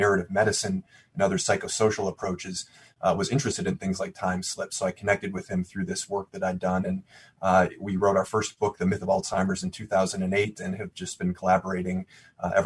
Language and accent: English; Cleveland, Ohio, United States; my hometown is Cleveland